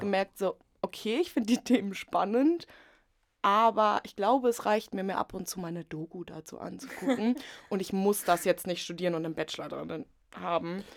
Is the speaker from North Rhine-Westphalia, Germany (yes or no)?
no; Potsdam, Brandenburg, Germany; moved away as an adult; also born or lived in Leipzig; Ich komme aus Potsdam